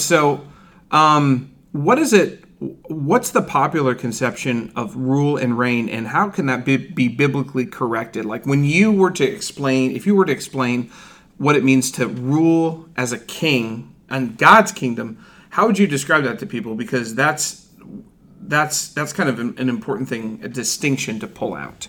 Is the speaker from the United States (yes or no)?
yes; Ohio, United States; I'm from Ohio